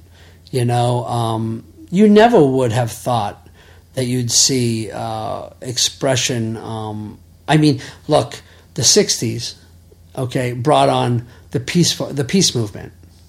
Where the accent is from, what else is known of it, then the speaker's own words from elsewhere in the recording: New England, United States; born there; than the fact that I was born in New England and we decided to live there.